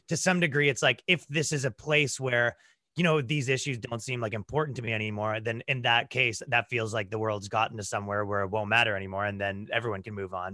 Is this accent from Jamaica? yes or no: no; Toronto, Ontario, Canada; moved away as an adult; now in United States; I grew up in, like, the, uh, right around Toronto